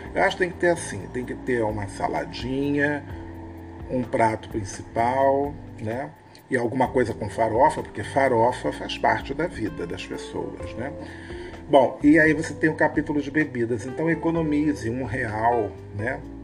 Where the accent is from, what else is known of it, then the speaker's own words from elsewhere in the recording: Rio de Janeiro, Brazil; Somos cariocas, brasileiros